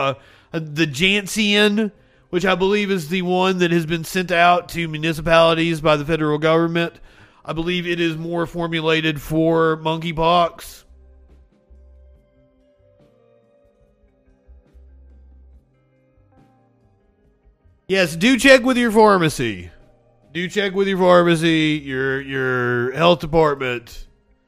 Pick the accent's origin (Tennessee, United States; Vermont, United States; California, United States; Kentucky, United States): Kentucky, United States; Eastern; moved away; I'm from Eastern Kentucky